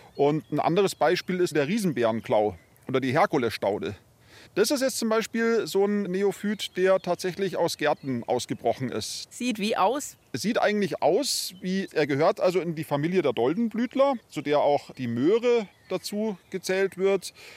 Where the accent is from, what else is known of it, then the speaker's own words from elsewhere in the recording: Munich, Bavaria, Germany; bei uns in München oder bei uns in Bayern